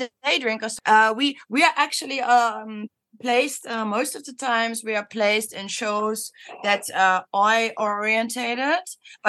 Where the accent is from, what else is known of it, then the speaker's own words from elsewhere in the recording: Berlin, Germany; now in Netherlands; I'm from Berlin, and in Berlin, it's a big city.